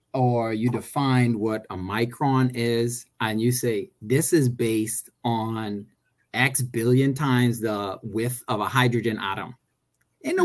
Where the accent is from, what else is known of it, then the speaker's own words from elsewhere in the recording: Bahamas; also born or lived in Maryland; I grew up in the Bahamas, went to SAC, uh, went to UB